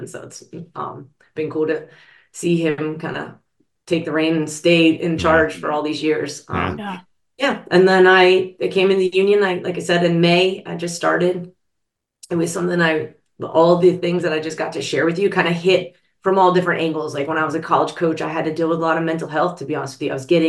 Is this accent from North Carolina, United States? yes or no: no; Pittsburgh, Pennsylvania, United States; I grew up in Pittsburgh